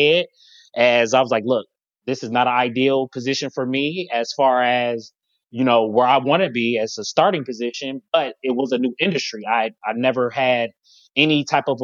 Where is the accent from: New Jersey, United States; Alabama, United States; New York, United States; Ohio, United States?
Ohio, United States; Cincinnati; now in Columbus, United States; I'm from Cincinnati